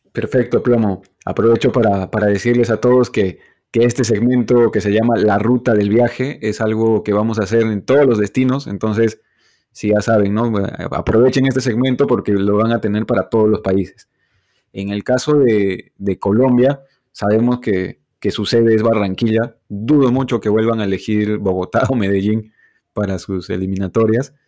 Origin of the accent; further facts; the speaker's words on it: Cusco, Peru; yo soy cusqueño